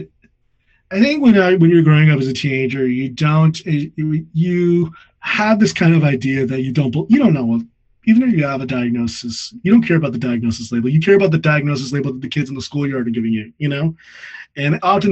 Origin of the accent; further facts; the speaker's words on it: United States; moved away; also born or lived in Midwest / California / Texas; I grew up in California and Texas